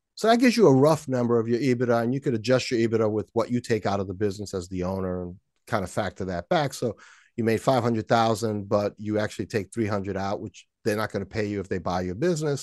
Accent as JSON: {"language": "English", "town": "New York City", "region": "New York", "country": "United States", "tie": "born or raised there", "said": "there was a hill near my house when I grew up in Washington Heights in New York City"}